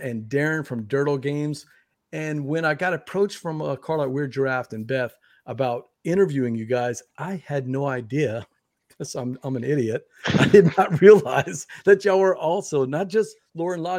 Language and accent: English; Louisiana, United States; I'm from Louisiana